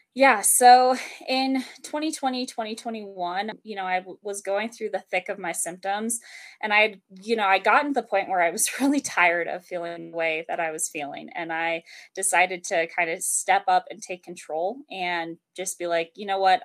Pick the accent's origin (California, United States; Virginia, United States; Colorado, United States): Colorado, United States; the mountains of; also born or lived in Denver, Colorado; I'm from Denver, Colorado. Um, I actually grew up in the mountains of Colorado